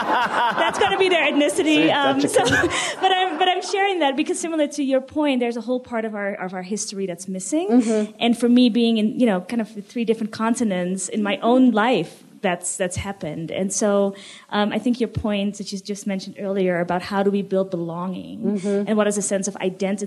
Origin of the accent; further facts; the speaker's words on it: Netherlands; also born or lived in Sri Lanka; now in United States; I was adopted from Sri Lanka. I grew up in the Netherlands. And I now live in the United States